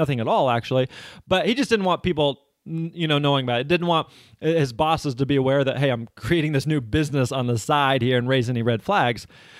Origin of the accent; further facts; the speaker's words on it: Springfield, Missouri, United States; I grew up in Springfield, Missouri, and there the major university in town is Missouri State University.